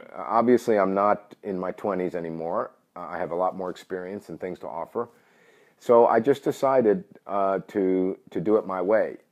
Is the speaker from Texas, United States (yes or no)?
no; New York City, New York, United States; moved away; I'm originally from New York City.